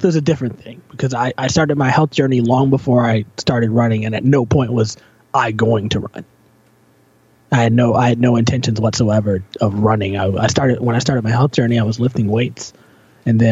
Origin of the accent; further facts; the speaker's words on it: Virginia, United States; now in Toronto, Canada; I grew up in Virginia.